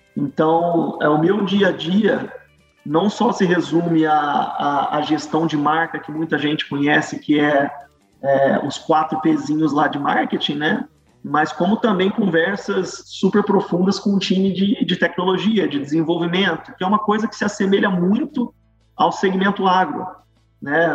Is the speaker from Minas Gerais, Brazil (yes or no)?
yes; Varginha, Minas Gerais, Brazil; moved away as an adult; also born or lived in Jaboticabal, Brazil / São Paulo, Brazil; now in St. Louis, United States; Saí de Varginha